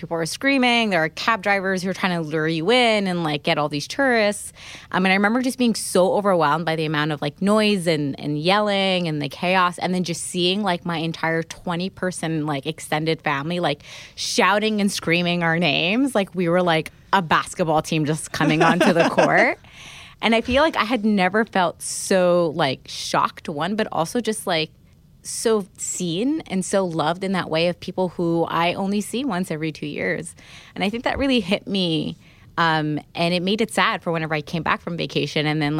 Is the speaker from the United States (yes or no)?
no; Alexandria, Alexandria Governorate, Egypt; when I moved away from Egypt. I remember we had, like, a super early flight out of Cairo, so we had to leave Alexandria.